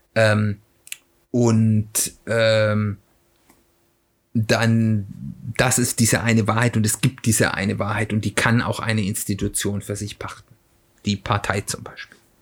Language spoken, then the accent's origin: German; Germany; als Deutscher